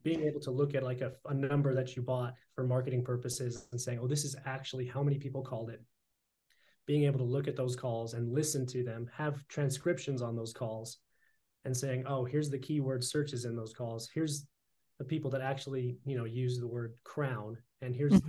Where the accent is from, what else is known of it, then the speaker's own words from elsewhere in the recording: Idaho, United States; we're both Idaho boys